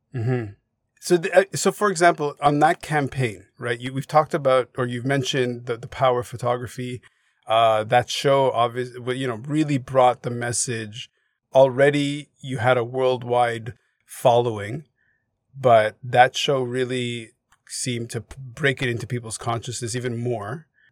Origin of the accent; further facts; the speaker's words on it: Montreal, Quebec, Canada; moved away; also born or lived in Hong Kong; I grew up in Montreal